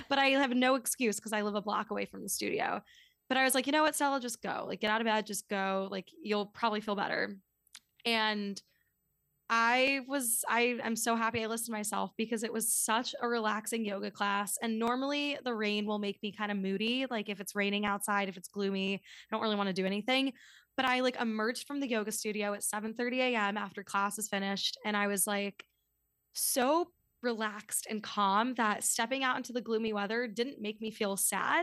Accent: New York City, New York, United States; also born or lived in Washington, D.C. / Midwest / Scotland; I was actually born in D C, so I guess I can't fully say that, but I'm, I'm from New York City, grew up here

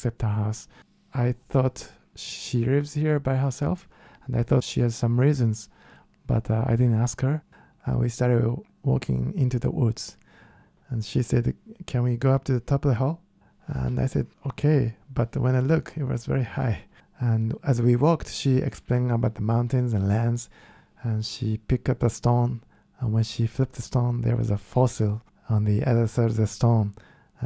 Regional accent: Kyoto, Japan; English is a second language; moved away; I'm from Kyoto, which is the most traditional part in Japan

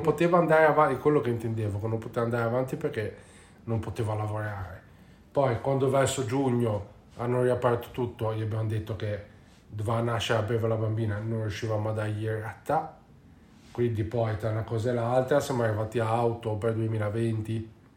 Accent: Genoa, Liguria, Italy; si usa qua dalle nostre parti a Genova

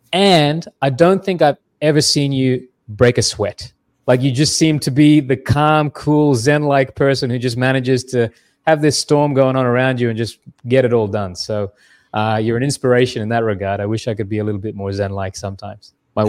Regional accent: Australia; now in Canada; Yeah. I am Australian. That's why I named my company Kanga Mortgage. Easy to remember. But yeah, I spent most of my life in Canada, and I married a Canadian, which brought me to Canada, Durham region in particular.

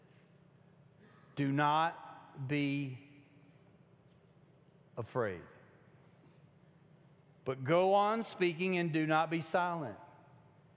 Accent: Kentucky, United States; moved away; I'm from Kentucky

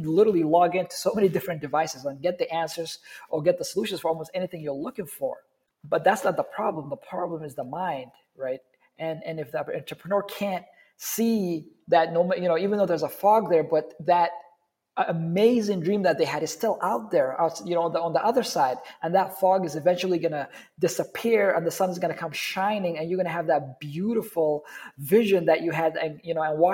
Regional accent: Somalia; moved away; I grew up in Somalia

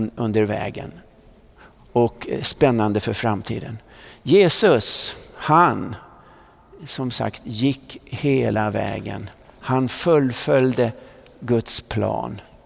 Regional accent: Vallentuna, Stockholm County, Sweden; när vi flyttade från Centralvägen i Vallentuna upp till Tunavägen då bodde vi lite närmare Missionskyrkan

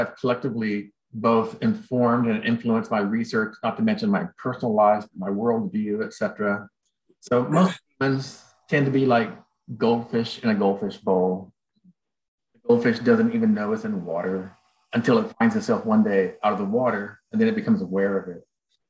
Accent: Houston, Texas, United States; moved away as an adult; also born or lived in Southern California; I'm from Houston, Texas, and my father was Mexican-American and my mom was white. And of course, Houston is a very diverse city. Even when I was around, I was born in 1960. And then, of course, as a young adult, I moved to Southern California

